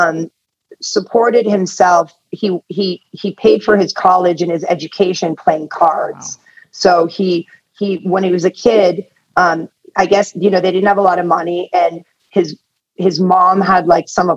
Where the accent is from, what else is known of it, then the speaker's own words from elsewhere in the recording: Atherton, California, United States; also born or lived in Tehran, Iran / England; I grew up in Northern California in a town called Atherton, which is right outside of Palo Alto, Menlo Park.